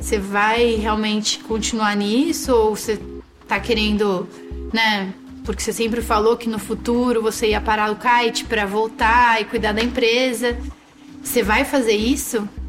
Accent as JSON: {"language": "Portuguese", "town": "São Sebastião", "region": "São Paulo", "country": "Brazil", "tie": "born or raised there", "said": "Cresci Caixara, pé na areia, em São Sebastião, que é um município na frente de Ilha Bela."}